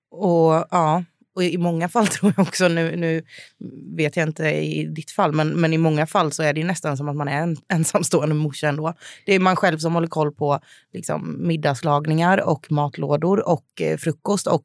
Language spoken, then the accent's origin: Swedish; Jönköping, Jönköping County, Sweden; now in Stockholm, Sweden; Eh, och jag bodde även hemma i Jönköping, hemma hos mamma och pappa.